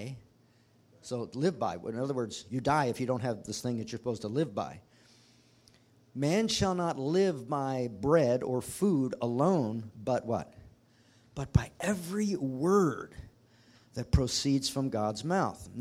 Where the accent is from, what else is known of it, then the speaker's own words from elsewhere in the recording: United States; as citizens of the United States